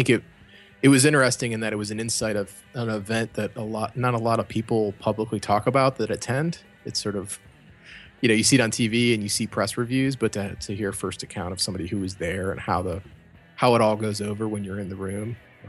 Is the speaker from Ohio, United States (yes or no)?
yes; Cleveland, Ohio, United States; I'm from Cleveland.